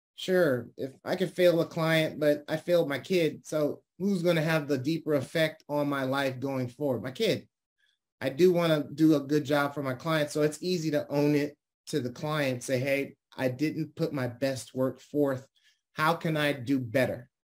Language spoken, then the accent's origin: English; Detroit, Michigan, United States; now in California, United States; I was born and raised in Detroit, Michigan